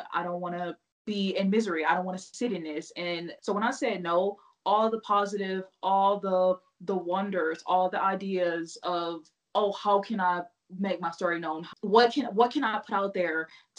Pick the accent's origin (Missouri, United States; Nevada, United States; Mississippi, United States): Missouri, United States; now in Utah, United States; I'm from Missouri